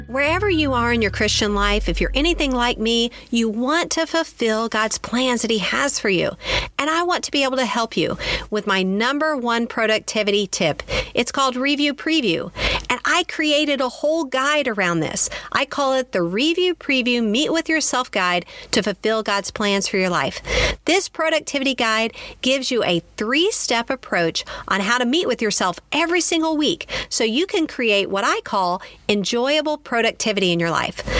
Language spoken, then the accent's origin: English; Kansas, United States; born or raised there; also born or lived in Texas